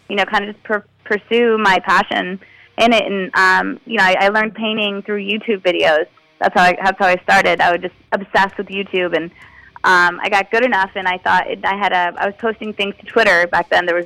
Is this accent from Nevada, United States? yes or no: yes; Las Vegas, Nevada, United States; I grew up in Las Vegas, so that's there's not a lot of culture there, and um, you know, there's not a lot of art culture.